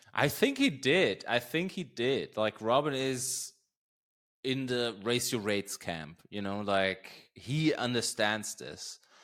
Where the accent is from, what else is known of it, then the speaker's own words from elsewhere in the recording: Germany; English is a second language; moved away; also born or lived in Berlin; a town right around where I grew up.